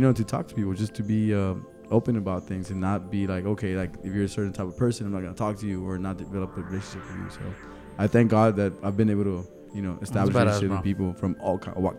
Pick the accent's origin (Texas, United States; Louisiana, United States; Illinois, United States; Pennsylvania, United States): Illinois, United States; Chicago; born there; but also I was born in Chicago and I was exposed at a very young age to different like types of ethnicities and stuff.